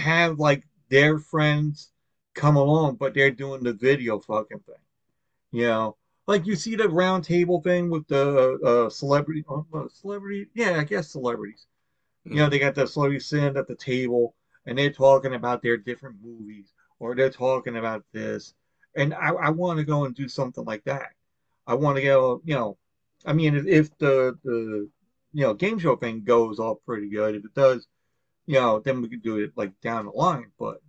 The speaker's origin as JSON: {"language": "English", "town": "Long Island", "region": "New York", "country": "United States", "said": "But then I tried to do it when I got back to Long Island. I'm like, hey, I'm from Long Island."}